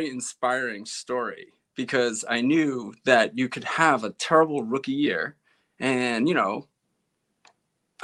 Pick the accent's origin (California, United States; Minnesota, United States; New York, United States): New York, United States; East Meadow; I grew up in East Meadow, which bumps up against Uniondale, which is where the Nassau Coliseum is.